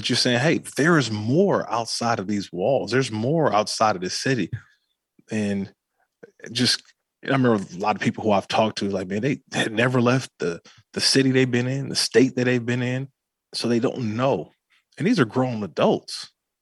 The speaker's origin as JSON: {"language": "English", "town": "Oakland", "region": "California", "country": "United States", "tie": "born or raised there", "said": "growing up in Oakland, California"}